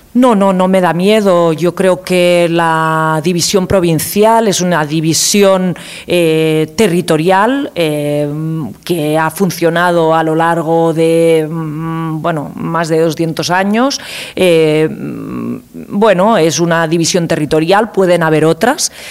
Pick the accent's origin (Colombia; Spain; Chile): Spain; Catalonia; nosotros, eh, como catalanes, catalanas